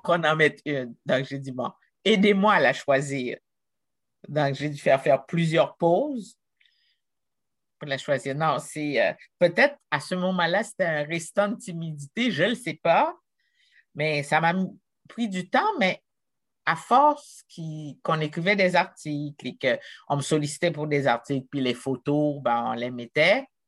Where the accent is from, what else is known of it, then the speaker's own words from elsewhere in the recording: Jacmel, Sud-Est, Haiti; moved away as an adult; also born or lived in Quebec, Canada; now in Canada; d'où je suis partie, d'une petite ville de Jacmel, Haïti